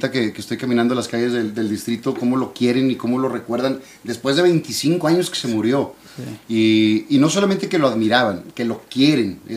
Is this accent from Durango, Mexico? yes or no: no; Monterrey, Nuevo León, Mexico; yo crecí en la Roma. Okay, ahí entre Paricutín y Palestina, cuatro cuadras del, canal y del, Rosario, cuatro cuadras de, multimedios.